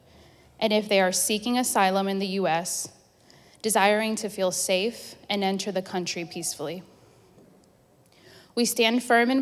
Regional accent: Venezuela; now in United States; I am from Venezuela

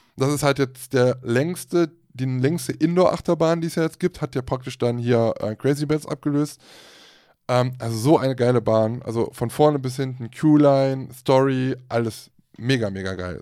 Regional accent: Germany; bei uns in Deutschland

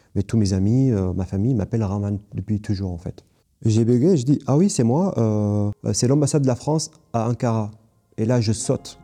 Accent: Kobani, Aleppo Governorate, Syria; French is a second language; moved away as an adult; also born or lived in Istanbul, Turkey; je viens de Ain al arab qui est Kobani en kurde, euh, donc qui a un village kurde

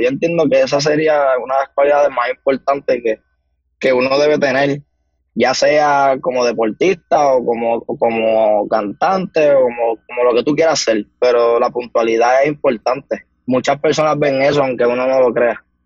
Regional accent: Humacao, Puerto Rico; soy nacido y criado en el pueblo de Humacao

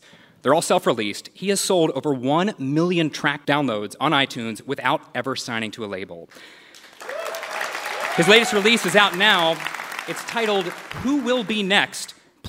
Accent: Charleston, West Virginia, United States; We're at the Culture Center in downtown Charleston today, the home of Mountain Stage, and also my hometown.

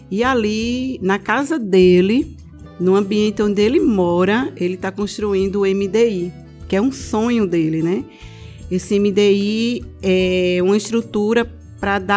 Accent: Vicência, Pernambuco, Brazil; also born or lived in Recife; now in Araripina, Brazil; eu sou de Vicência, sou da Mata Norte, sou de Vicência, da Igreja Batista.

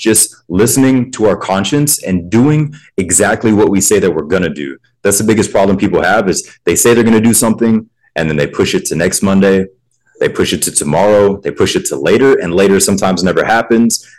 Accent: Pensacola, Florida, United States; I grew up in the South as well. I'm originally from Pensacola, Florida, which is in the Panhandle

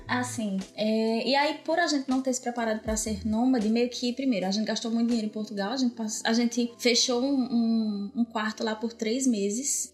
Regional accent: Brazil; moved away as an adult; desde que a gente saiu do Brasil

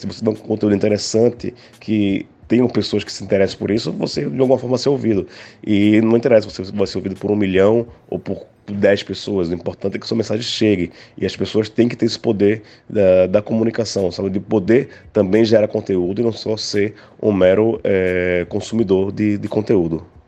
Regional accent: Northeast Region, Brazil; now in São Paulo, Brazil; trabalhar sendo nordestino em São Paulo

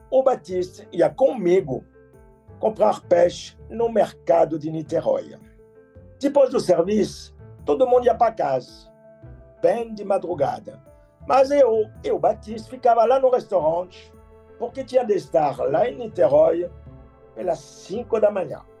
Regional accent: France; Portuguese is a second language; moved away as an adult; now in Rio de Janeiro, Brazil; Eu cheguei no Rio em 1979, com 23 anos de idade. Eu não falava nada de português. Mas o Brasil era como um sonho tropical, sinônimo para mim de sol, Pelé, futebol, mulher bonita, caipirinha e praia.

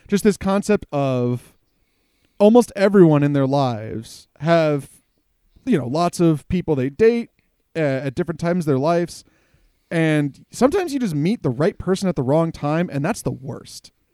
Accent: United States; as an American who consumed a lot of, like, cartoons and things as a kid

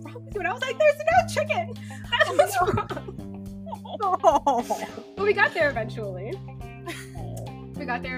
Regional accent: Virginia, United States; now in Seattle, United States; I'm from Virginia

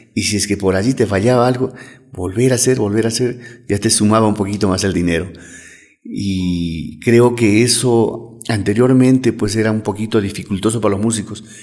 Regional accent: Cusco, Peru; nosotros como peruanos o como cusqueños

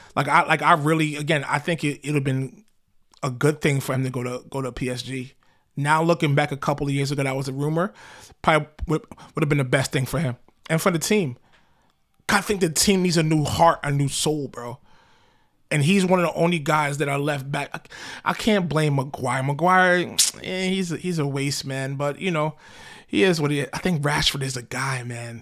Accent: United States; I'm an American.

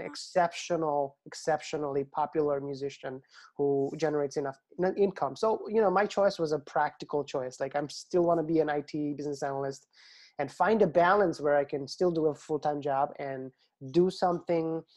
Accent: Bangladesh; moved away; growing up in Bangladesh, our teachers used to put an enormous amount of effort into making sure that the kids have good handwriting.

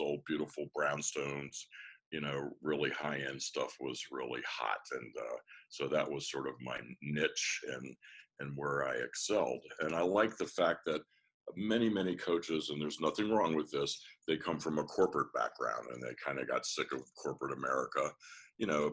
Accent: Washington, District of Columbia, United States; I'm from Washington D.C., born and raised, an actual native.

